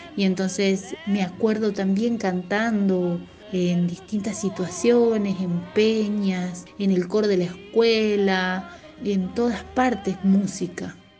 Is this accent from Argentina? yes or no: yes; Tafí Viejo, Tucumán, Argentina; Yo soy de Tucumán, específicamente de Tafí Viejo, aquí he nacido y aunque he vivido en San Miguel de Tucumán en lapsos distintos, en periodos diferentes de mi vida y muchos años allá, siempre me he sentido de acá, de Tafí Viejo.